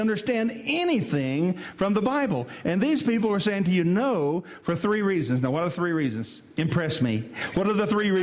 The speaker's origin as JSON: {"language": "English", "region": "West Tennessee", "country": "United States", "said": "I'm from West Tennessee. I ain't quite used to that yet. You know, in West Tennessee, we don't do that."}